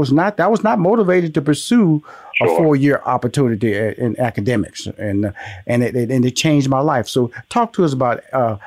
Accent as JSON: {"language": "English", "town": "Houston", "region": "Texas", "country": "United States", "tie": "born or raised there", "said": "I come from Houston, Texas, born in Fifth Ward."}